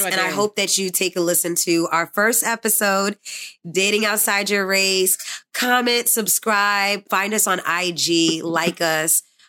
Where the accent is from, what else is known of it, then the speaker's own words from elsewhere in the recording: New York City, New York, United States; I'm from the Bronx.